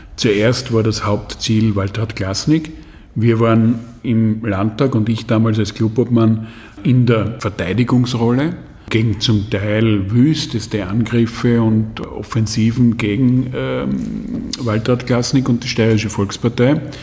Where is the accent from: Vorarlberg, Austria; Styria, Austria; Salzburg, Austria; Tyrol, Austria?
Styria, Austria; Graz; Ich bin Grazer